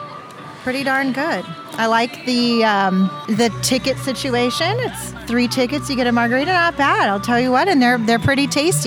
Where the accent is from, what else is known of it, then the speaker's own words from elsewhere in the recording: Bay Area, California, United States; I grew up in the Bay Area.